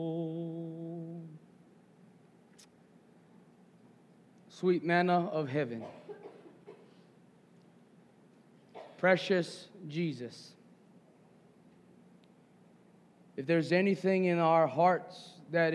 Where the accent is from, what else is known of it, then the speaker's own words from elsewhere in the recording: Hawaii, United States; as a Kanaka, right, as a Hawaiian